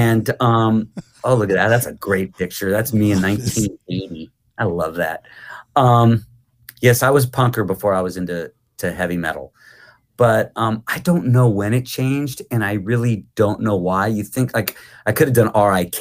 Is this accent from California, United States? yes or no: yes; Los Angeles, California, United States; also born or lived in New York / Florida / New Zealand; from the age of 4 on, I was in Los Angeles and in the hills